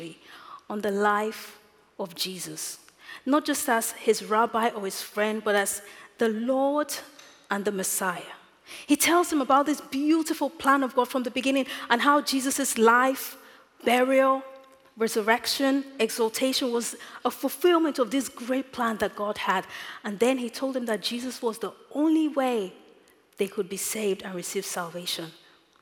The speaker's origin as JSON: {"language": "English", "country": "Nigeria", "tie": "born or raised there", "moved": "yes", "said": "As a child growing up in Nigeria"}